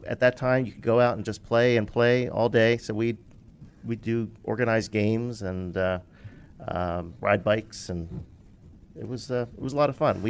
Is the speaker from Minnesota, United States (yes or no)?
no; Philadelphia, Pennsylvania, United States